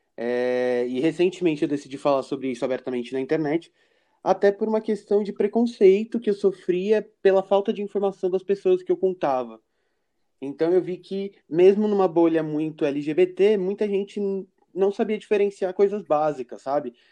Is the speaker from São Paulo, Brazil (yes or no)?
yes; São Paulo, Brazil; now in Brasília, Brazil; eu moro em Brasília, né? DF, mas eu sou natural de São Paulo, capital.